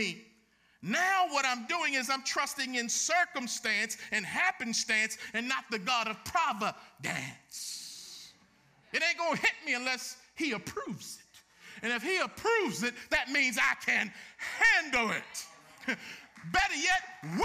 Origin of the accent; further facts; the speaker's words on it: Baltimore, Maryland, United States; Growing up in Baltimore